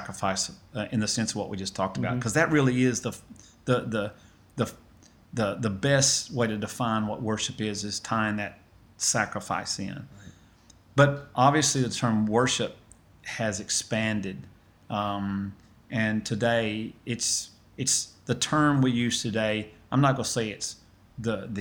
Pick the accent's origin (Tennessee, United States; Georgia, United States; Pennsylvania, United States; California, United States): Tennessee, United States; Lawrence County, Middle; now in Athens, United States; I'm actually from Middle Tennessee, in a county called Lawrence County that is on the border of Alabama.